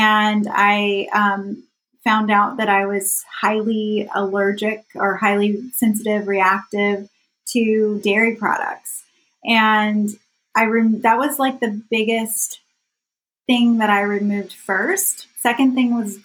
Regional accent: South Carolina, United States; as a child, I grew up in South Carolina.

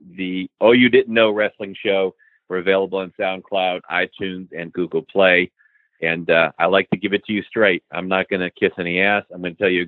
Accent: New England, United States; I grew up in New England

